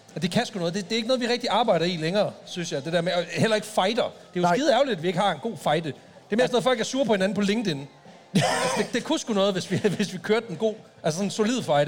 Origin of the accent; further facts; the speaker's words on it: Jutland, Denmark; jeg er fra Jylland